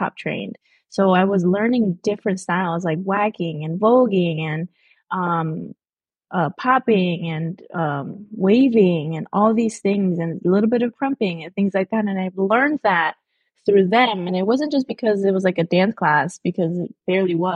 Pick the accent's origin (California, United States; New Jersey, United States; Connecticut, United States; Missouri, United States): Connecticut, United States; Hartford; I was born here in Connecticut.